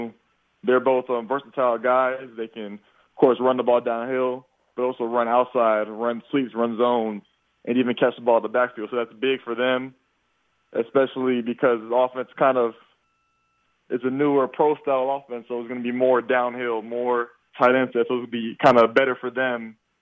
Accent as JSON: {"language": "English", "region": "Florida", "country": "United States", "said": "UCF being a Florida school, I kind of can have a little bit of bragging rights there, too, because I'm from Florida"}